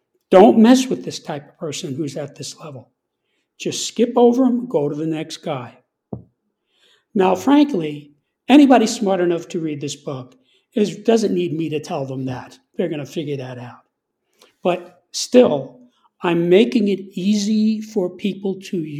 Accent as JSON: {"language": "English", "region": "New York", "country": "United States", "said": "I'm from New York"}